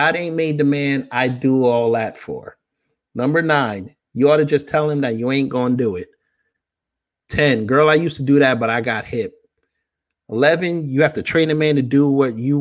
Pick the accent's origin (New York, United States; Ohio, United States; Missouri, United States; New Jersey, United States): New York, United States; I'm from New York